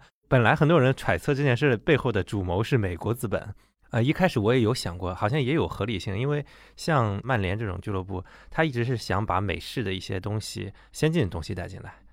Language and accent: Chinese; China; 对我们中国人来讲